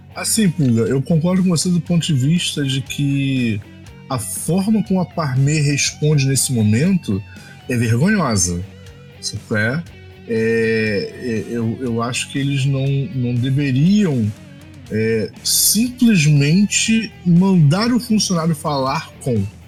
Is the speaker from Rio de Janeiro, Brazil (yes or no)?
yes; Baixada Fluminense, Rio de Janeiro, Brazil; Eu sou da Baixada, eu, eu, eu moro aqui em Milópolis